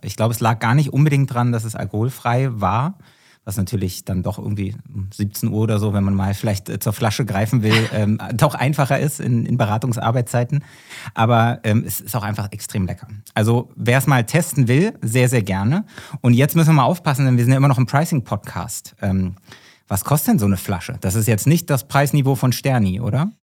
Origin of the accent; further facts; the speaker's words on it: Berlin, Germany; ich bin ja Berliner